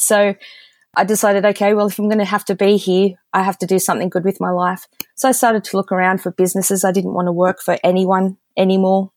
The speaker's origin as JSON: {"language": "English", "country": "Australia", "said": "being the Aussie that I am"}